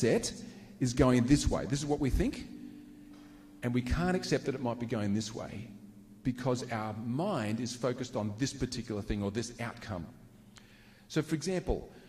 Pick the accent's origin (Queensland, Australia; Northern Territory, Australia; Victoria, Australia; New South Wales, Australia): Queensland, Australia; I was born in Queensland